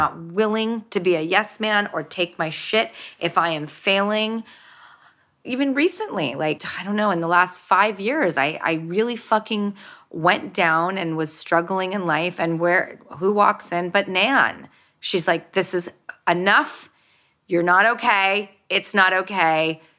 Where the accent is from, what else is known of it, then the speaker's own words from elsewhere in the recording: Hollywood, California, United States; when I grew up in Hollywood and in industry, really I only had Steven Spielberg to look to for a moral compass.